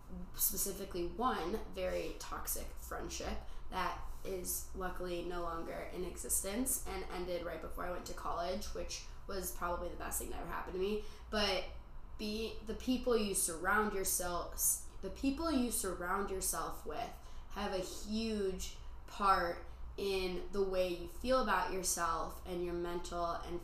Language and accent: English; Midwest, United States; moved away as an adult; now in Arizona, United States; I'm from the Midwest